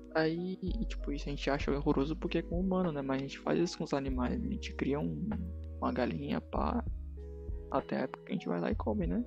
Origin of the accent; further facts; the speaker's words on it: Northeast Region, Brazil; a gente não é de São Paulo. A gente é da região Nordeste